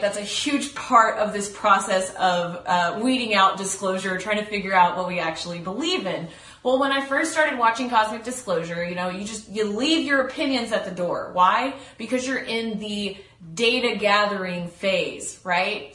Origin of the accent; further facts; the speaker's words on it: Texas, United States; I'm from Texas. We're from the same areas. We've lived in the same towns.